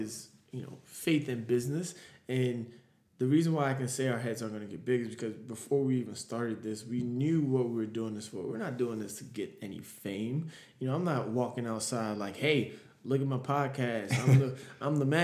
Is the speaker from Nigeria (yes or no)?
yes; Nigeria; I'm Nigerian